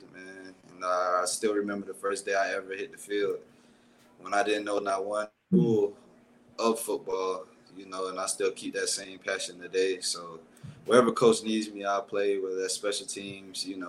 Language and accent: English; South Florida, United States; I'm from South Florida